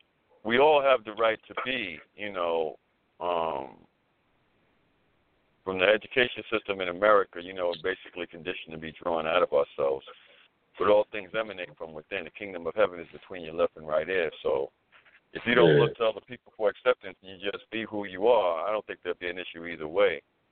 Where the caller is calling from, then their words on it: the Carolinas, United States; I'm calling from the Carolinas.